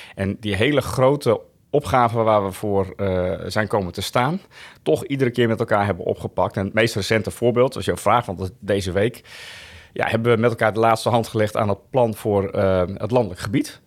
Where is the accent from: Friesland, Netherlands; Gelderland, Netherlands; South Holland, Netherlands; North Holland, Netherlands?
Friesland, Netherlands; Woudsend; also born or lived in Delft; now in Laag Zuthem, Netherlands; ouders komen uit Friesland. Mijn vader heeft, eh, in Delft gestudeerd. Daarom ben ik in Delft, eh, geboren. Maar uiteindelijk zijn ze vrij snel weer teruggegaan naar Friesland